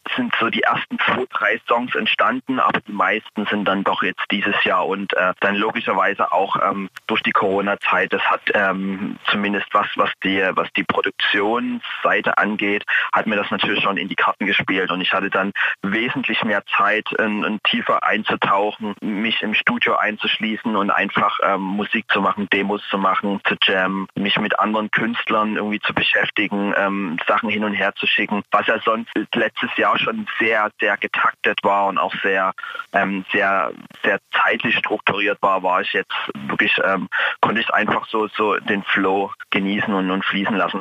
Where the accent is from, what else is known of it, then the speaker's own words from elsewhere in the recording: East Germany, Germany; ich komme ja aus, aus dem Osten Deutschlands